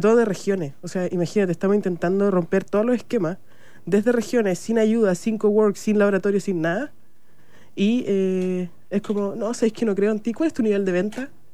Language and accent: Spanish; Chile; also born or lived in Viña del Mar; Soy la primera chilena a estar en la lista del MIT Innovator